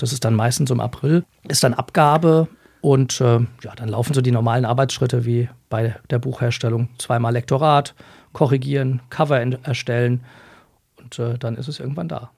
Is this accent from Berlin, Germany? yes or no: no; Essenheim, Rhineland-Palatinate, Germany; also born or lived in Leipzig; ich komme aus Essenheim, äh, bin auch da groß geworden